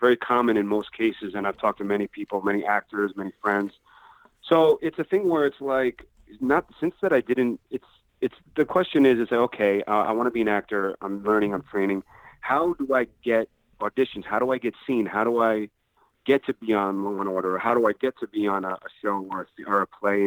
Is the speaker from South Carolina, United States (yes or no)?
no; Long Island, New York, United States; now in Brooklyn, United States; I grew up in Long Island